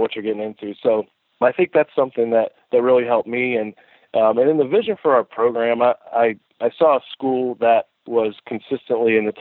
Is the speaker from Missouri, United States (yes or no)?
no; just outside of Tampa, Florida, United States; moved away as an adult; also born or lived in Kentucky / Pennsylvania / Texas; I grew up just outside of Tampa, Florida, and played high school baseball down there